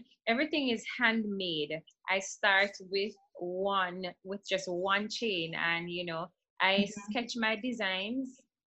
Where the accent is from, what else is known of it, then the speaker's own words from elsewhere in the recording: Jamaica; I'm from Jamaica.